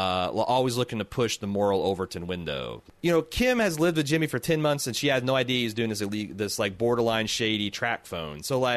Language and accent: English; Mexico; born there; He probably sounds more like a Mexican than I do, and I was born in Mexico.